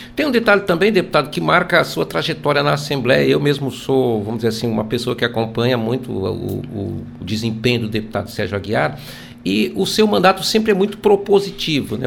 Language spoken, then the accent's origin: Portuguese; Brazil; nossa saga como brasileiros